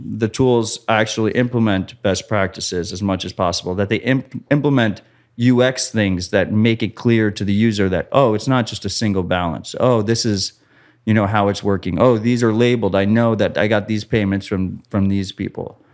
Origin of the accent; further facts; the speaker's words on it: United States; I'm American.